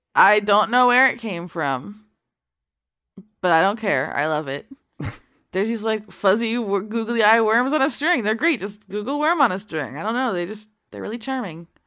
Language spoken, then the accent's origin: English; Florida, United States; my home state